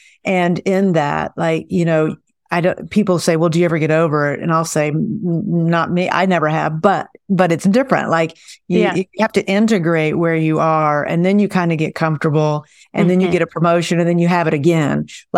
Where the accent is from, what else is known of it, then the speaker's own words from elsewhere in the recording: Okarche, Oklahoma, United States; I'm from Okarchi.